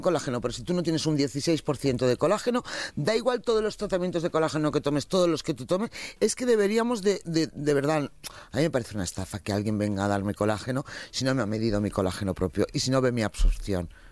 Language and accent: Spanish; Valencia, Valencian Community, Spain; moved away; mi tierra, por ejemplo, que es ahora mismo una hora y cuarenta, estoy en Valencia